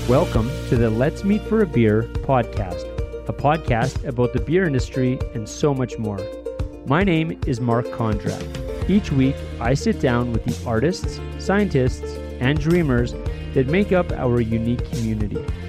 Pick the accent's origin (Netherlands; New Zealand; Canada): Canada; Red Deer, Alberta; I grew up in Red Deer